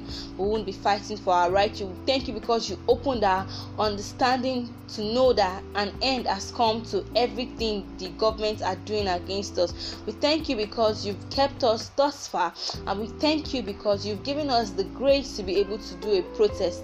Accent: Abia, Nigeria; I'm from the Igbo tribe. I'm from Abia State, to be precise.

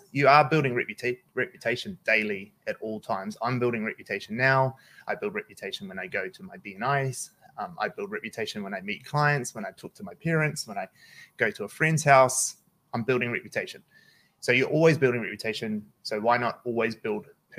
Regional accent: Auckland, New Zealand; I grew up in Manadua. I grew up South Auckland.

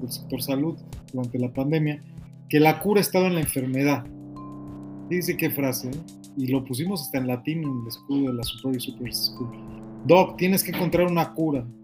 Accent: Mexico; moved away as an adult; also born or lived in Chile; now in United States; Y ya tengo mucho tiempo fuera de México. Yo salí la primera vez de México en el año 94

